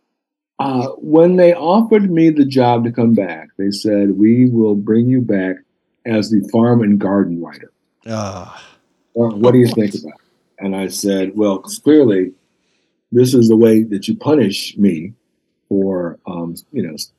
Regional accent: Detroit, Michigan, United States; And because of all the people I grew up with in Detroit, we're all now at that age.

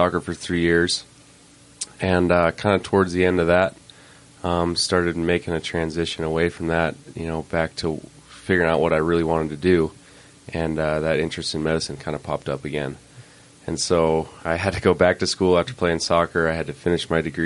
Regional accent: Idaho Falls, Idaho, United States; My team from my hometown was actually pretty good, so we, won state a couple times

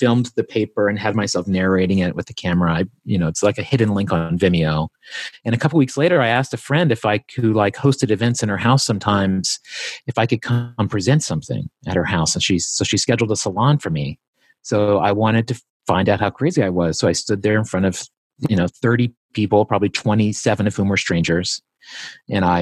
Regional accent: East Coast, United States; I grew up on the East Coast

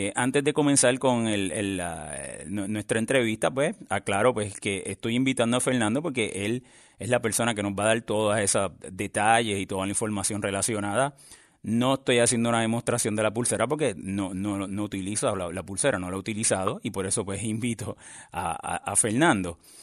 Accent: Puerto Rico; somos de Puerto Rico

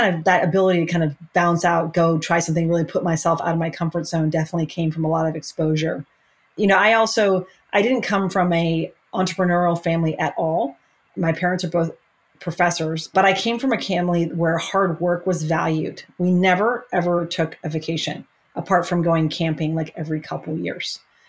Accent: Germany; born there; moved away; also born or lived in London, United Kingdom; I was born in Germany. My parents are American, but they lived in Germany for a decade. I lived in London for a couple of years growing up.

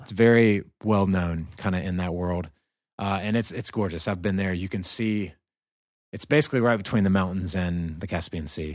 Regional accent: American South, United States; accent: southern; my southern accent

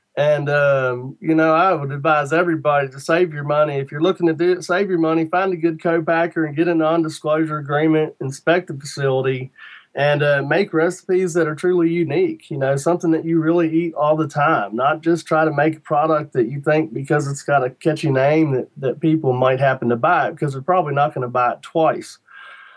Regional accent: Shenandoah Valley, Virginia, United States; I'm from Virginia, you know, right in the Shenandoah Valley, and we didn't get a lot of Jamaican jerk in the Shenandoah Valley when I was a kid

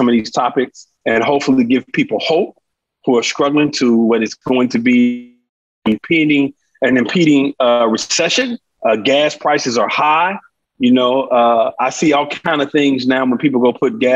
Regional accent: St. Louis, Missouri, United States; now in Humble, United States; I grew up in North St. Louis, very poor community

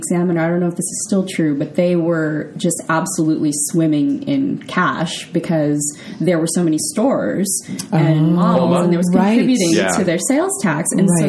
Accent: South San Francisco, California, United States; I'm from South City, Yep, I'm a Peninsula girl through and through.

